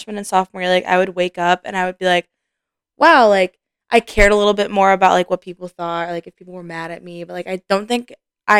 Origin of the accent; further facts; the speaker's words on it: Cleveland, Ohio, United States; now in Columbus, United States; I'm not even from Columbus, I'm from Cleveland